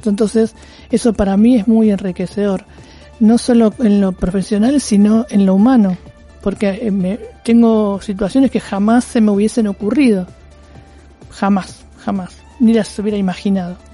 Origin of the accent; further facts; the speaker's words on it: Argentina; en principio soy naturalmente resiliente, como muchos argentinos, ¿no?